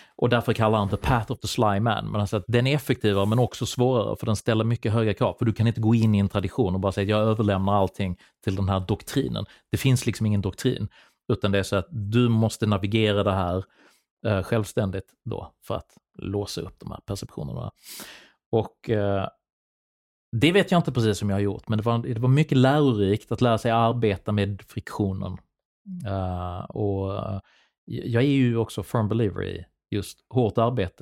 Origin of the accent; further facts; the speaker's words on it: Sweden; min uppväxt i Sverige